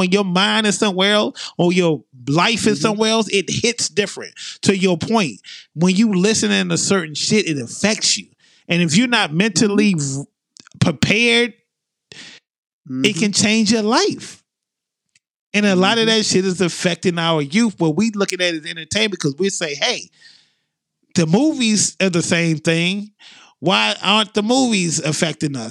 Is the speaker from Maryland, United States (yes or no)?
yes; Maryland, United States; moved away; I try not to talk like I'm from Maryland when I'm here